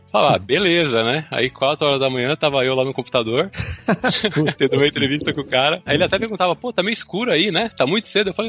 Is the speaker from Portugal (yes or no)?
no; São Caetano do Sul, São Paulo, Brazil; also born or lived in Fortaleza; now in Netherlands; Então, cara, eu sou meio nômade. Eu sou do ABC Paulista, de São Caetano do Sul. Sou sul-san caetanense